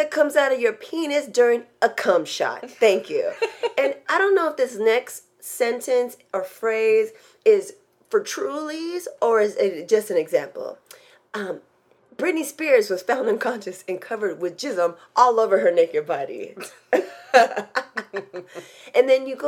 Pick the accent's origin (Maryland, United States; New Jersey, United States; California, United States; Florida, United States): California, United States; San Diego; moved away; also born or lived in Long Beach / Los Angeles; that's where I went to school, but I'm from San Diego.